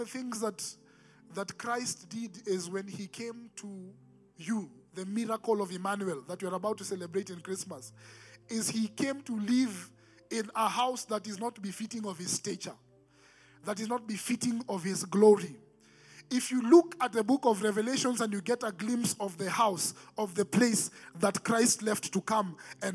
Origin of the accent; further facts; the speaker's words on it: Nairobi, Kenya; growing up in Nairobi, Eastlands